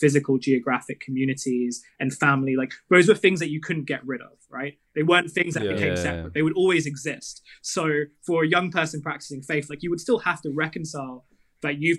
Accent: Kent and Southeast London, South East England, United Kingdom; I grew up in Kent and Southeast London

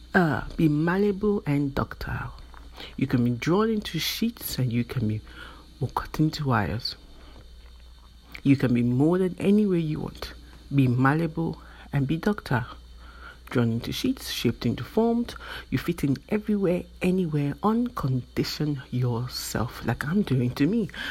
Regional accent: Nigeria; I am from Nigeria, which is in West Africa, and in my country, growing up, you tend to be conditioned

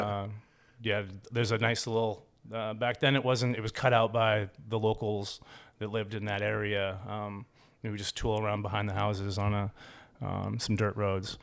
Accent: Cape Elizabeth, Maine, United States; also born or lived in Ames, Iowa / Portland, Maine; I was born in Ames, Iowa

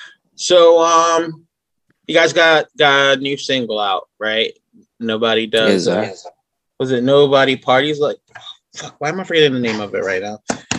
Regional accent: Woodbury, New Jersey, United States; I'm actually not from Philly. I'm from Woodbury, which is like just south of you guys.

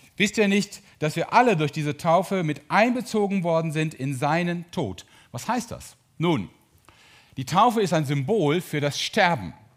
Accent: Mönchengladbach, North Rhine-Westphalia, Germany; ich bin Borussia Mönchengladbach-Fan, weil ich da geboren und aufgewachsen bin

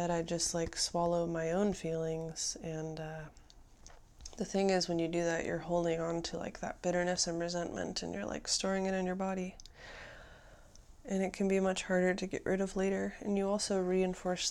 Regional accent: United States; as an American

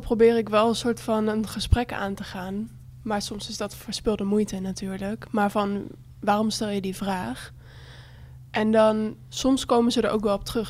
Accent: Bible Belt, Netherlands; ik kom uit de Bijbelbelt

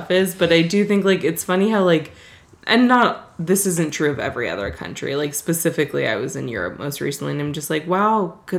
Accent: United States; I am American as fuck.

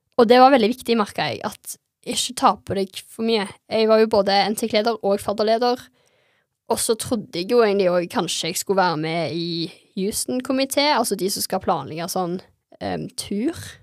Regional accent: Stavanger, Rogaland, Norway; jeg ble ikke værende i hjembyen min

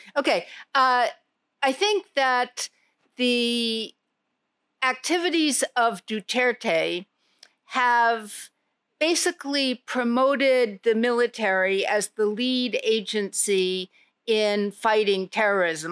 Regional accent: New York, United States; moved away as an adult; also born or lived in Jakarta, Indonesia; now in Indonesia; I'm a New Yorker, born and bred.

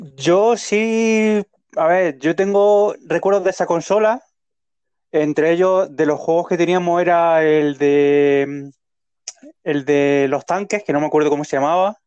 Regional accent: Leruela, Jaén, Andalusia, Spain; Vengo del mismo pueblo que él, de Leruela

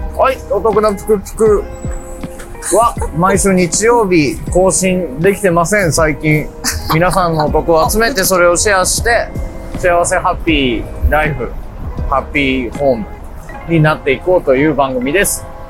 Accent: Ishinomaki, Miyagi, Japan; now in Tokyo, Japan; 俺は地元が宮城で石巻だからさ

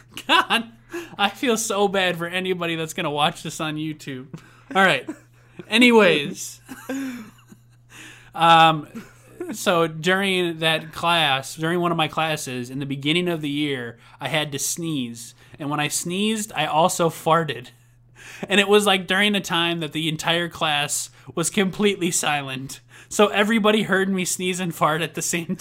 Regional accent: Coon Rapids, Minnesota, United States; also born or lived in Buffalo, Minnesota; in fifth grade, we moved from Buffalo, Minnesota, back to Coon Rapids, Minnesota, where I was born and where I first started growing up.

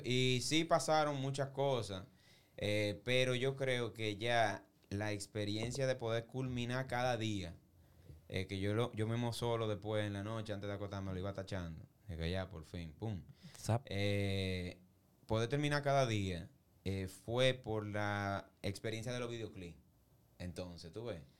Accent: Santo Domingo, Distrito Nacional, Dominican Republic; yo me crié en Villa Consuelo y Villa Juana y muchos lugares

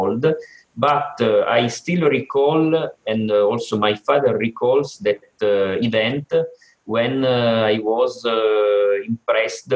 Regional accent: Turin, Piedmont, Italy; I was with my father in a church here in my hometown, Torino, that is in the northwest of Italy

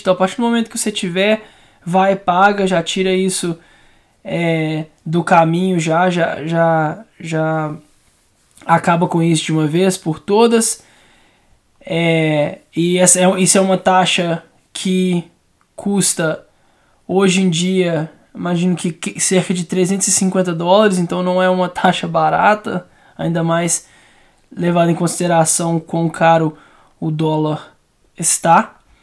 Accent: Belo Horizonte, Minas Gerais, Brazil; Eu sou de Belo Horizonte

